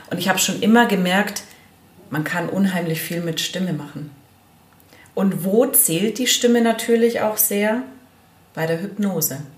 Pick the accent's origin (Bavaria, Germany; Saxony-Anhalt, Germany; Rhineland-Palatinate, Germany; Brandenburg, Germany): Bavaria, Germany; Allgäu; ich bin 40 Jahre alt und ich komme aus dem Allgäu